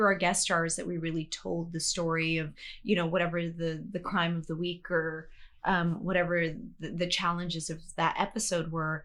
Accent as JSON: {"language": "English", "town": "Toronto", "region": "Ontario", "country": "Canada", "also_born_or_lived": "India", "said": "I am from Toronto. Rexdale, Brampton is where the South Asians in my community are, but we are a newly immigrated community"}